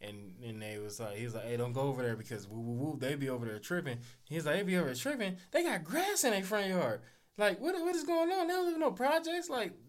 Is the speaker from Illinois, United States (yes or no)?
no; Los Angeles, California, United States; You asking me because you're not from California, I would say I'm from Crenshaw, South Central.